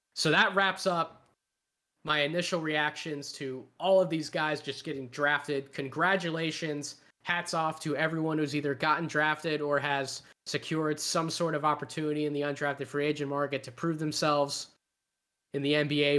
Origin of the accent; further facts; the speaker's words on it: Philadelphia, Pennsylvania, United States; My hometown, Philadelphia